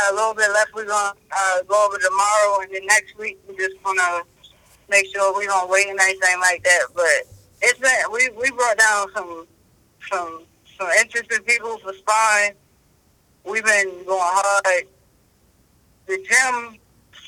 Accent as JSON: {"language": "English", "town": "Baltimore", "region": "Maryland", "country": "United States", "tie": "born or raised there", "said": "I'm from here. I'm from Baltimore"}